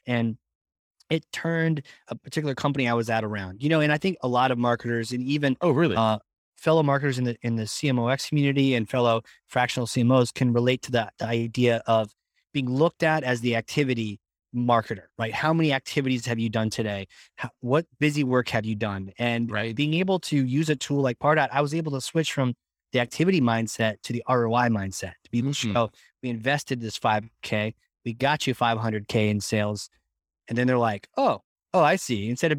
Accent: Virginia, United States; now in New Hampshire, United States

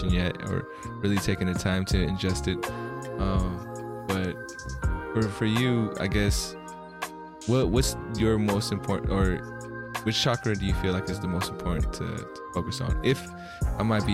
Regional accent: United States; also born or lived in Philippines; I was born in the Philippines, came out to America when I was about 4.

